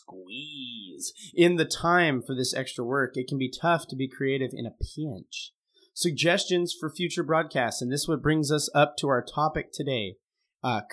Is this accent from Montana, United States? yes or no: yes; Montana, United States; now in Oregon, United States; I grew up in Montana. Now I live in Oregon